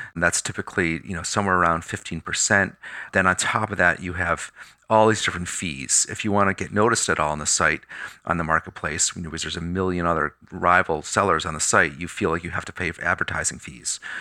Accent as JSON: {"language": "English", "town": "Pittsfield", "region": "Massachusetts", "country": "United States", "tie": "born or raised there", "said": "My hometown of Pittsfield, Mass"}